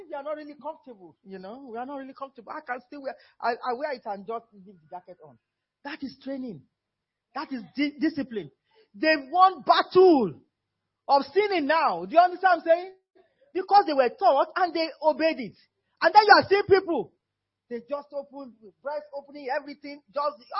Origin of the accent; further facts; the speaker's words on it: Nigeria; moved away; I'm still Nigerian